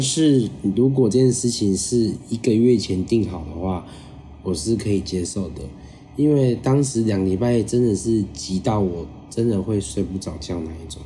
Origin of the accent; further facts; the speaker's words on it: Taiwan; 我们是台湾来的